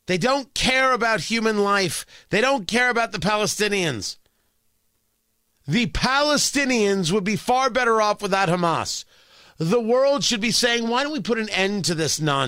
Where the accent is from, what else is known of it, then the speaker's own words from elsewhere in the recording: United States; I'm an American